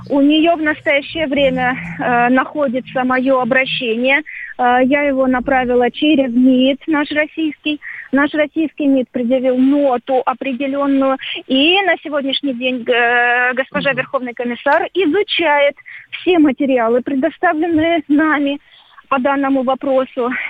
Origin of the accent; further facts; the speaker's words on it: Ukraine; Я э, из Украины, я всегда буду дорожить своими корнями. И не стыжусь того, что я украинка. Я русская украинка.